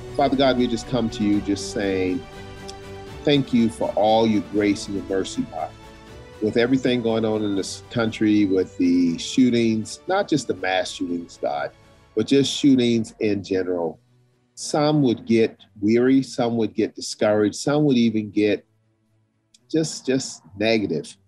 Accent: South Carolina, United States; in the South, where I grew up in South Carolina

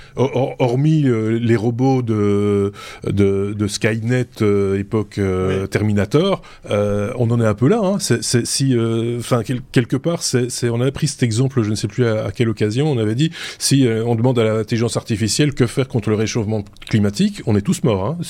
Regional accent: Belgium; je suis belge

